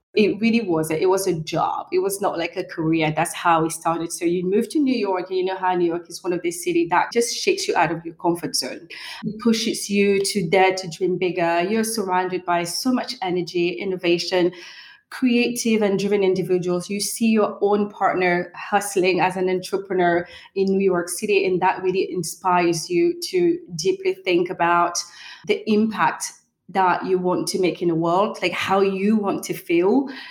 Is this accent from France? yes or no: yes; Normandy, France; also born or lived in Cameroon; I'm a French national, but I was actually born in Central Africa in a country called Cameroon. But I was raised in Normandy, in France